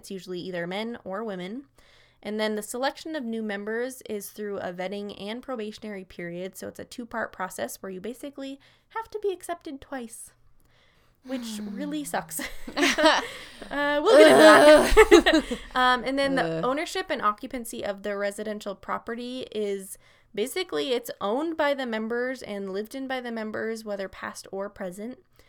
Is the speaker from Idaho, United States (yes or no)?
yes; Coeur d'Alene, Idaho, United States; because we grew up in Coeur d'Alene, which is only an hour and a half